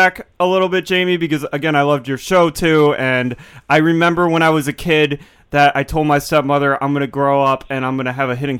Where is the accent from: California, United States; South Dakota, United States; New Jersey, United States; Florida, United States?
New Jersey, United States; Yeah, no, I'm from the Jersey Shore.